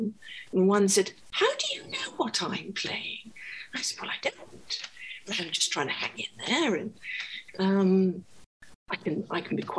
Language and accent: English; Scotland, United Kingdom; I was from Scotland.